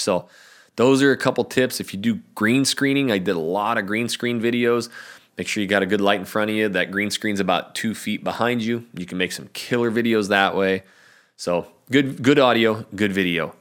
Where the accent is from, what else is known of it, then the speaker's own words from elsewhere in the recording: North Idaho, United States; moved away as an adult; now in Portland, United States; I'm from North Idaho.